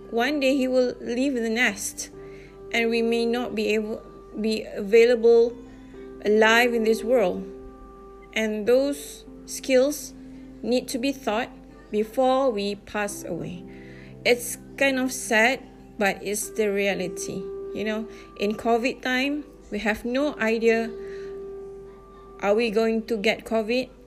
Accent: Malaysia; English is a second language; And although I'm from Malaysia, but you guys are so, so nice of you.

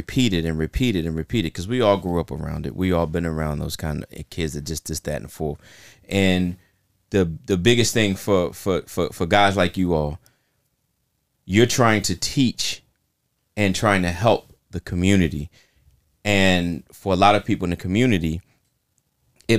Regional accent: Baltimore, Maryland, United States; me growing up in South Baltimore

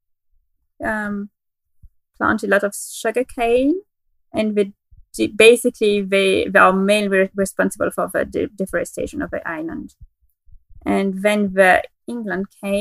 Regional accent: Geneva, Switzerland; moved away; also born or lived in France / Germany / Czech Republic; I'm from Geneva in Switzerland because it is the city where I was born and it is the city where I grew up

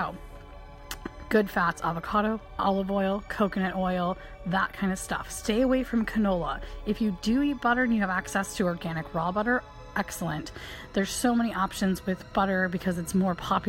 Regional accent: Michigan, United States; where I grew up in Michigan

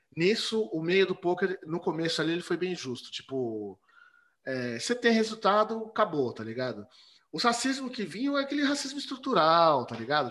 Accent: São Paulo, Brazil; moved away as an adult; now in Tatuí, Brazil; Zona Oeste, Butantã. Ali no Butantã. Cresci ali

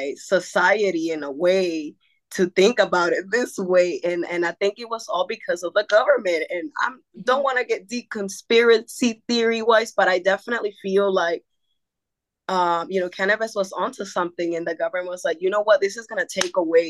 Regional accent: North Carolina, United States; also born or lived in Acapulco, Guerrero, Mexico / Santo Domingo, Costa Chica, Guerrero, Mexico; I've been in North Carolina basically since I came from Mexico to the United States

